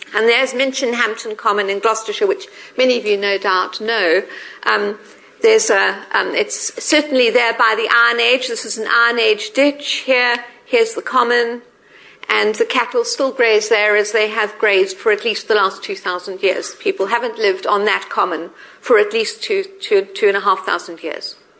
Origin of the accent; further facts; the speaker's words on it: South Africa; moved away as an adult; now in United Kingdom; I'm South African.